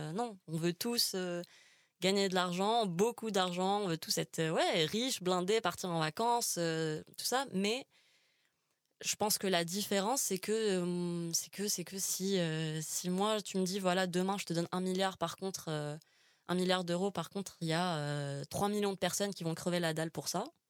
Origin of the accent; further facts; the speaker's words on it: Algiers, Algiers Province, Algeria; now in Paris, France; je, suis algérienne, j'ai grandi à Alger